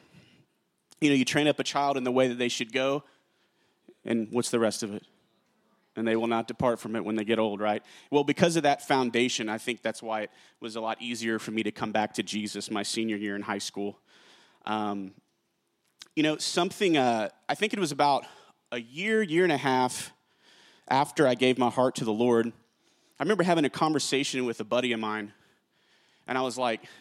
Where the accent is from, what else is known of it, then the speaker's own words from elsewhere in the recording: Carrollton, Texas, United States; also born or lived in Jennings, Louisiana; I'm from Jennings, Louisiana. I moved here to Carrollton, Texas, when I was like 4 or 5 years old. I was raised in church